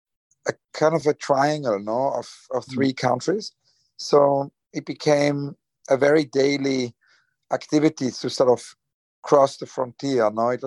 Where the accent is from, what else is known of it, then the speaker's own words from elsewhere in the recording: Switzerland; also born or lived in Zurich, Switzerland; I grew up in Switzerland. I was born in Zurich, but then my childhood was in Rheinfeld. It's kind of a small town in the eastern part of Switzerland.